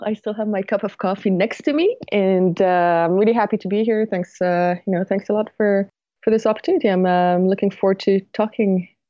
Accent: Paris, Île-de-France, France; But yes, I am from France, and right. I've lived in Paris most of my life.

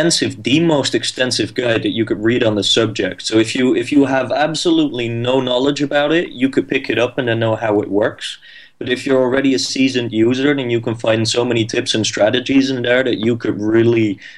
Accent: Netherlands; I'm 22 years old. I'm from the Netherlands.

